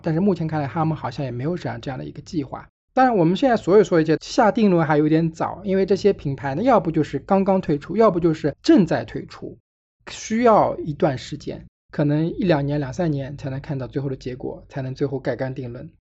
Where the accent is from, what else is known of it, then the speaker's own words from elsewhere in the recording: China; 虽然我是中国人